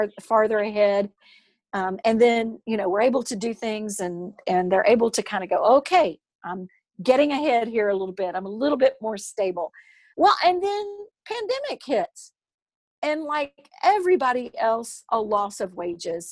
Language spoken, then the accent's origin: English; United States; I'm an American